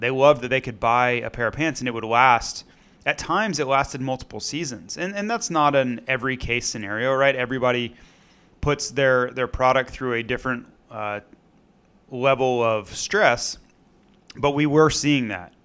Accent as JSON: {"language": "English", "region": "Florida", "country": "United States", "tie": "born or raised there", "said": "growing up in Florida"}